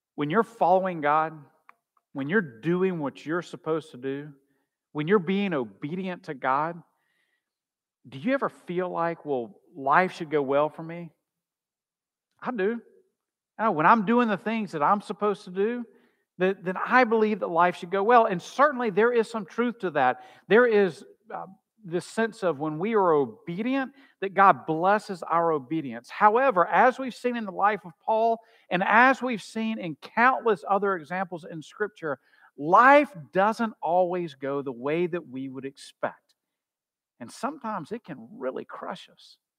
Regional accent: United States; as American Christians

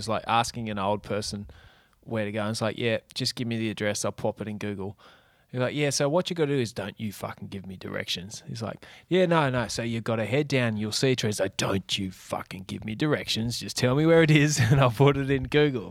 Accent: Tasmania, Australia; I'm from Tasmania. I'm just going to follow my Tasmanian instincts

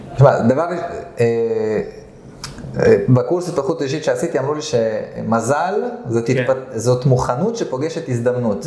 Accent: Nof HaGalil, Northern District, Israel; moved away as an adult; now in Herzliya, Israel; אז בגיל שנה עליתי לארץ, לנוף הגליל

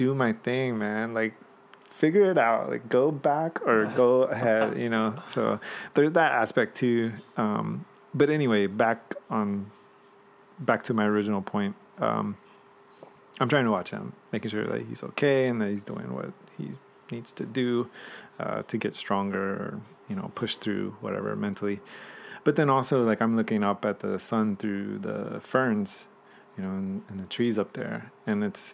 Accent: Georgia, United States; moved away; also born or lived in Virginia; my teenage years, I grew up in Georgia

